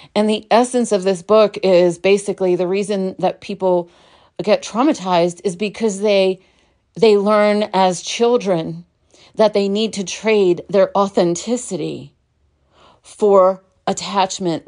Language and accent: English; New York City, New York, United States; I was born in Brooklyn, New York